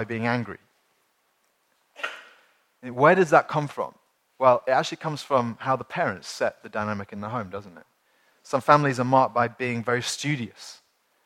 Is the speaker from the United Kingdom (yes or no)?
yes; United Kingdom; as British people